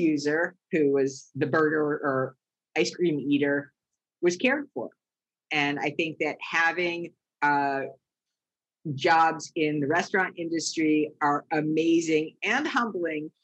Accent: East Coast, United States; I grew up on the East Coast

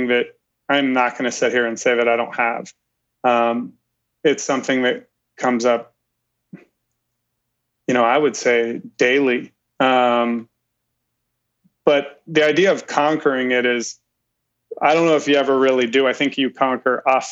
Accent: Ohio, United States; I grew up in that Amish country, Ohio

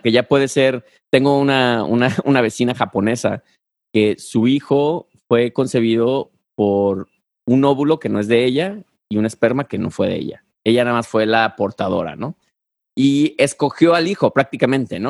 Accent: Guadalajara, Jalisco, Mexico; yo soy de Guadalajara

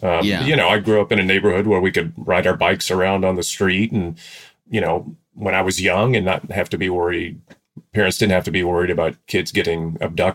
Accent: Memphis, Tennessee, United States; also born or lived in Germantown, Tennessee; I am from Memphis, Tennessee, and then also from a suburb of Memphis called Germantown, Tennessee.

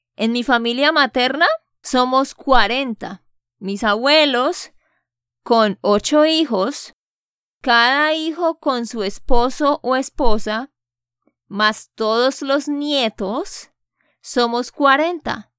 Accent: Santander, Colombia; de Santander, Colombia

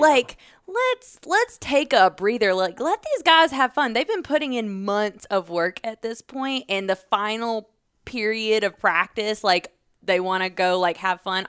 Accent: Georgia, United States; I'm from Georgia

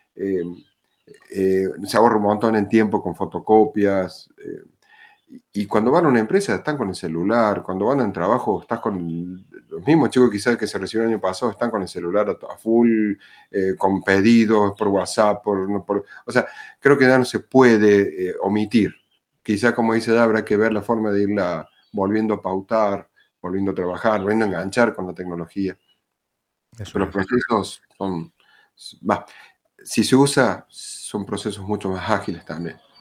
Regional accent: Córdoba, Argentina; soy de Córdoba Capital, eh, en Argentina

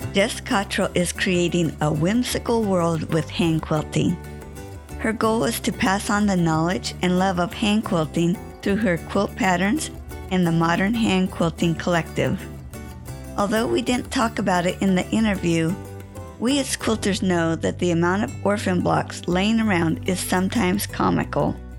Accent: California, United States; I was born and raised in California

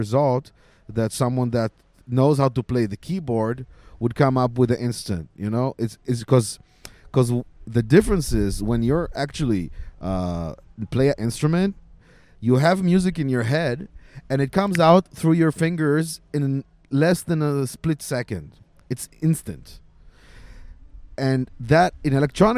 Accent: Israel; I'm originally from Israel

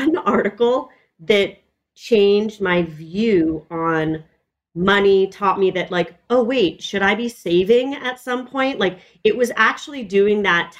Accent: Los Angeles, California, United States; I grew up in Echo Park, which is a neighborhood in Los Angeles

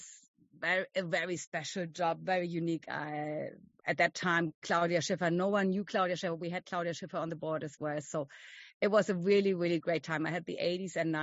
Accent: Germany; I'm from Germany

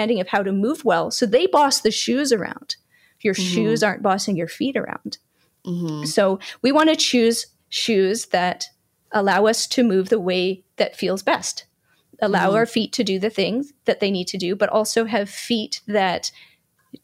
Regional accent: Canada; being a Canadian born and raised, I'm cold hardy

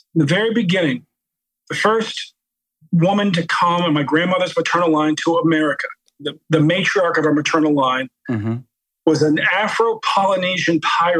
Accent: Baltimore, Maryland, United States

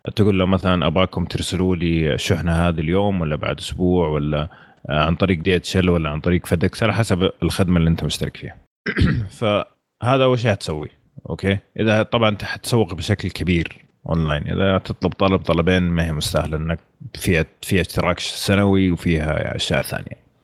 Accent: Saudi Arabia; احنا من السعوديه

